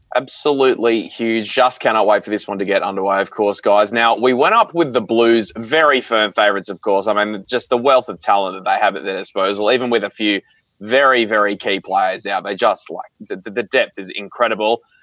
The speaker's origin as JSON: {"language": "English", "region": "Queensland", "country": "Australia", "tie": "born or raised there", "said": "growing up in Queensland through that dynasty that they had up here"}